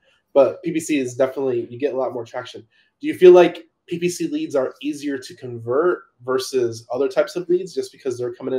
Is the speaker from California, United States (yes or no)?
yes; California, United States; I'm from California.